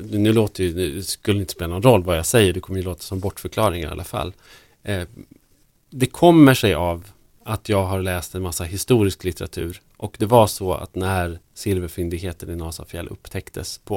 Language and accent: Swedish; Norrland, Sweden; also born or lived in Stockholm; jag hittade min norrländska identitet under de åren jag inte bodde i Norrland, under de här, vad det nu var, tolv åren som jag, som jag bodde i Stockholm.